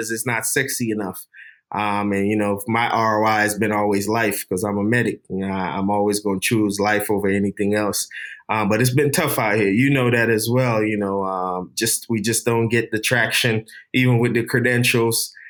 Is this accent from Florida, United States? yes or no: yes; Florida, United States; But um, growing up in Florida, a heavy Jewish community, I, I, I started be exposed to some of the um, you know, the, the, the, racial undertones of just being a minority kid growing up in a Jewish neighborhood.